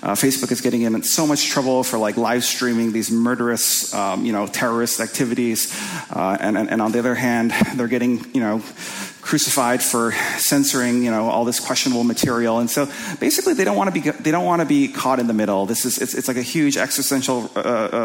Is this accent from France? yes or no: no; Winnipeg, Manitoba, Canada; I'm from Canada, from a kind of a place called Winnipeg